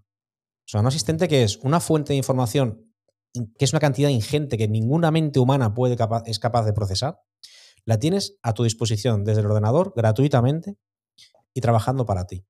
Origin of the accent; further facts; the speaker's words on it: Santa Pola, Valencian Community, Spain; yo soy de Santa Pola